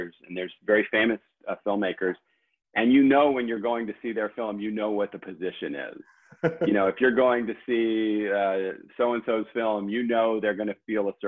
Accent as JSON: {"language": "English", "region": "Southern California", "country": "United States", "tie": "born or raised there", "moved": "as an adult", "said": "I grew up in Southern California"}